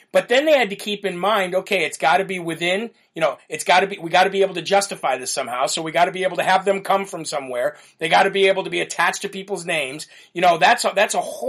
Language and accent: English; Illinois, United States; now in New Hampshire, United States; I'm from Illinois